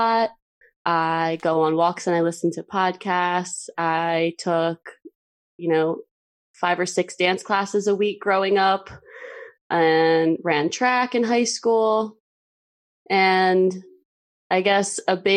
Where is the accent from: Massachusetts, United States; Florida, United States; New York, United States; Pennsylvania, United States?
Pennsylvania, United States; Philadelphia; now in Lancaster, United States; I'm from Pennsylvania. I'm a nurse here in Lancaster, which is kind of south central Pennsylvania. But I grew up mostly in the Philadelphia suburbs